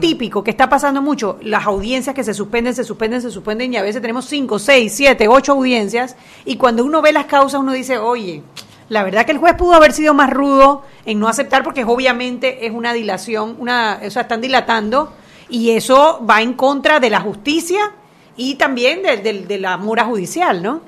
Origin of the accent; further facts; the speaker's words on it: Panama; Somos todos los panameños